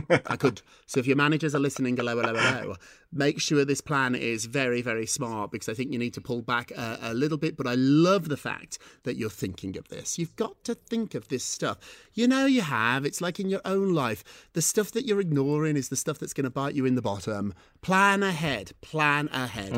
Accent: United Kingdom; I'm British.

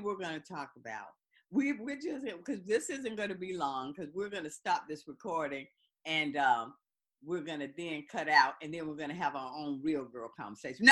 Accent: the South, United States; I'm from the South as well.

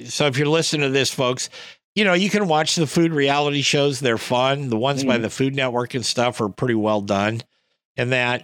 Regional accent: West Coast, United States; I come from the West Coast

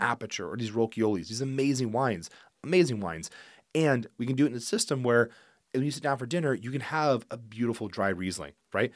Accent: Geyserville, California, United States; also born or lived in Healdsburg, California; I actually was raised in Geyserville

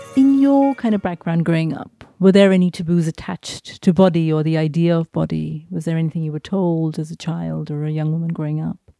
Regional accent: India; moved away as an adult; growing up in India in the eighties and nineties

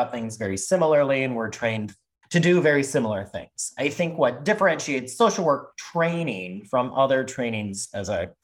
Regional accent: Midwest, United States; I grew up in the Midwest, in a suburb of a city, and in a very non-diverse, very white, kind of very Catholic area.

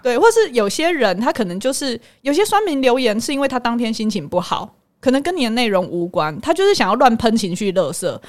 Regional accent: Hualien, Hualien County, Taiwan; accent: Taiwanese Mandarin; 口音，我就是花莲人啊，那我台湾国语

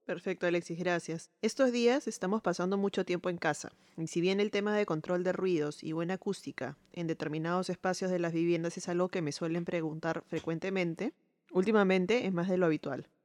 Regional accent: Peru; soy arquitecta peruana

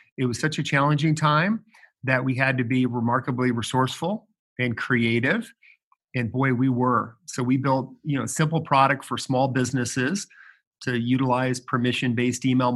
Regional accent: Chicago, Illinois, United States; also born or lived in Ohio; now in Indianapolis, United States; Born in Ohio, grew up in Chicago, and you know, now in Indy.

